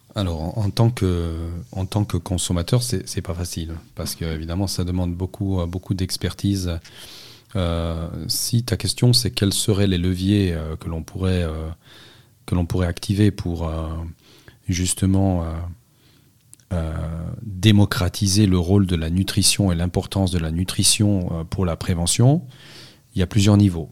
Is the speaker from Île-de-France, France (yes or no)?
no; Corsica, France; Je suis né en Corse et grandi en Corse